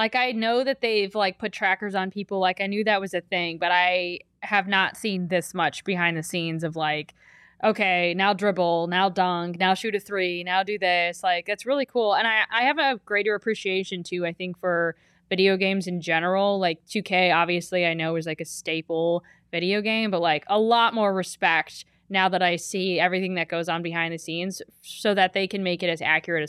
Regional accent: Ohio, United States; where I grew up in Ohio. That's Sheetz was it.

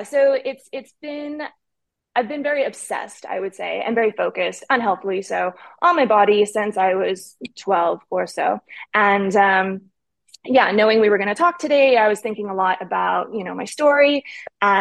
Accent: Winnipeg, Manitoba, Canada; moved away as an adult; also born or lived in Thailand; now in Dubai, United Arab Emirates; I'm Canadian and grew up in Winnipeg, center of Canada

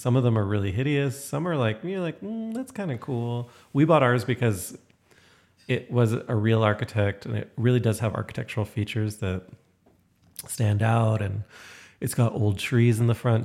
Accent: Toronto, Ontario, Canada; moved away as an adult; also born or lived in Syracuse; now in Calgary, Canada; growing up in Toronto

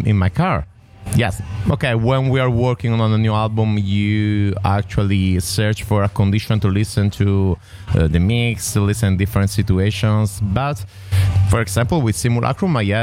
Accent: Rome, Lazio, Italy; I am from Roma, from Rome, Italy

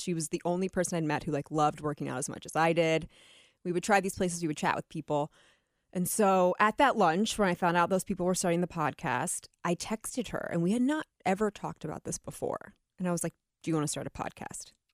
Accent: Atlantic City, New Jersey, United States; I was born in Atlantic City

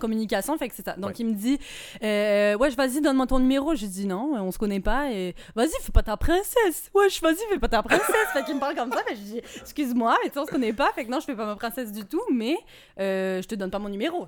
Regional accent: Nice, Provence-Alpes-Côte d'Azur, France; now in Quebec City, Canada; c'est vers chez moi. Je, viens de Nice

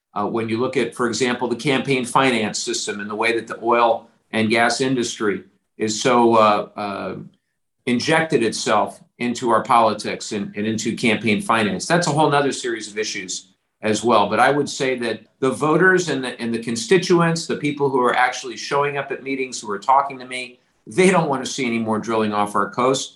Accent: Orange County, California, United States; growing up in Orange County, we treasure our beaches

